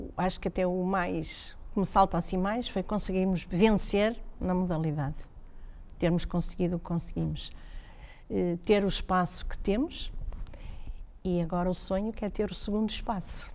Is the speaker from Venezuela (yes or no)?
no; Braga, Norte, Portugal; also born or lived in Guimarães; Eu sou de Braga, o meu pai é de Braga